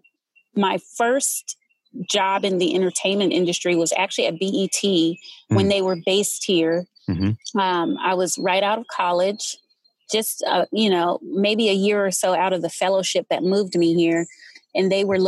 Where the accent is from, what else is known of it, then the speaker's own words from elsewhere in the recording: Los Angeles, California, United States; moved away as an adult; now in Washington, D.C., United States; I was born and raised in Los Angeles, California